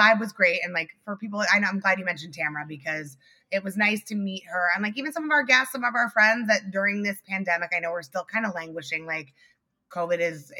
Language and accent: English; New York City, New York, United States; I am a New Yorker through and through. I have not moved to California.